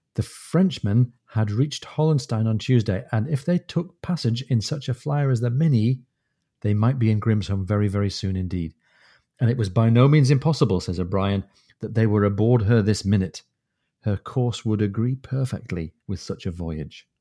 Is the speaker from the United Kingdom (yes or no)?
yes; Newcastle upon Tyne, North East England, United Kingdom; moved away; my hometown